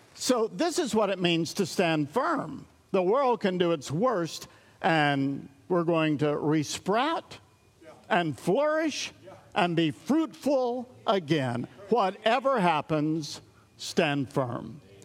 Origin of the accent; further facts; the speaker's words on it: East Tennessee, United States; I come from East Tennessee